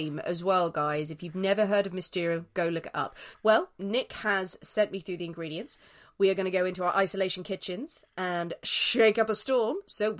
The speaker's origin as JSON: {"language": "English", "country": "Ireland", "said": "I'm Irish, so, you know, we bathe in it when we're young."}